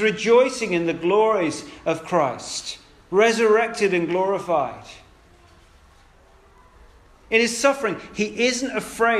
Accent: United Kingdom; we're British

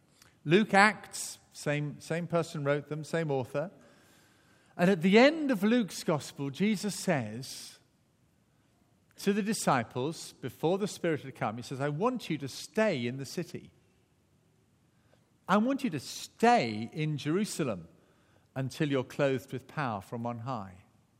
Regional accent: Barnstaple, South West England, United Kingdom; born there; Mine, unfortunately, says Barnstaple, Devon. all these years and you thought I was born in Wales. Well, I was born in England.

